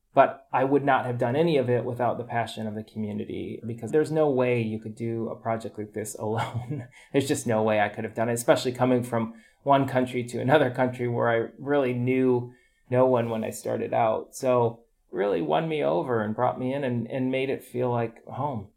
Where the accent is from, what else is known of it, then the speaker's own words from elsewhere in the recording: United States; moved away; growing up in the America